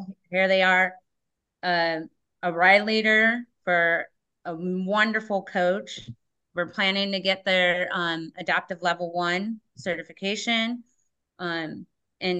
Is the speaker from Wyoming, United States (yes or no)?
no; San Diego, California, United States; now in Whatcom County, United States; I grew up in San Diego, California, and my tool was a surfboard